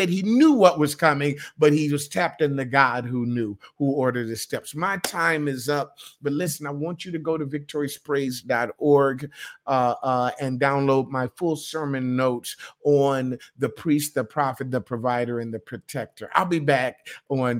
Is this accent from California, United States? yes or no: no; Michigan, United States; also born or lived in Ohio / New York; now in North Carolina, United States; I grew up in Michigan, I went to Ohio, I went to New York.